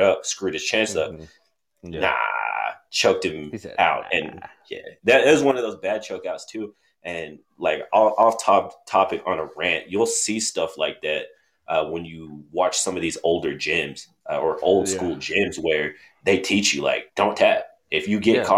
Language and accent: English; Oklahoma City, Oklahoma, United States; moved away; If we were fighting in OKC or something, and I'm down there and like family and friends is there